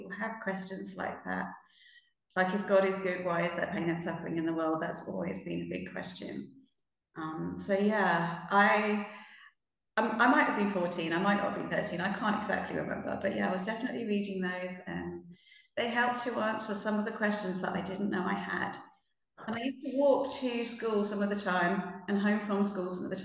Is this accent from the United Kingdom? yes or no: yes; United Kingdom; also born or lived in Norway; I come from the UK.